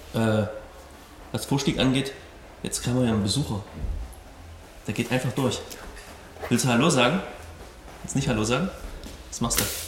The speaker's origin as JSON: {"language": "German", "region": "Saxony", "country": "Germany", "said": "ich komme aus Sachsen"}